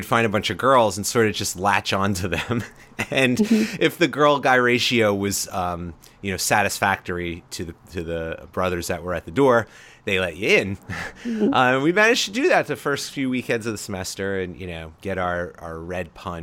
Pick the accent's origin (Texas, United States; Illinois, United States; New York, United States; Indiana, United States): New York, United States; Long Island; I grew up on Long Island